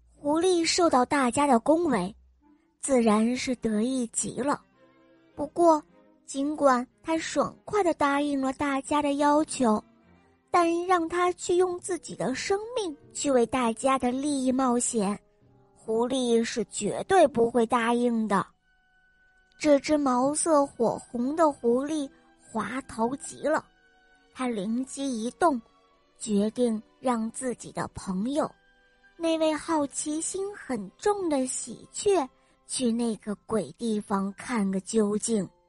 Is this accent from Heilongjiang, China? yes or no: yes; Harbin, Heilongjiang, China; 我六岁了，我来自美丽的哈尔滨